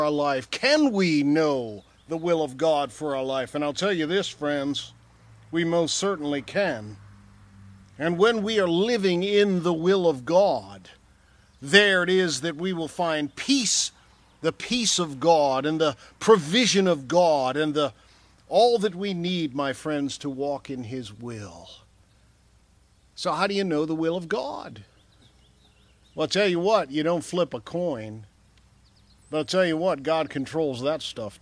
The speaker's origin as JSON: {"language": "English", "region": "Michigan", "country": "United States", "tie": "born or raised there", "said": "I grew up in Michigan"}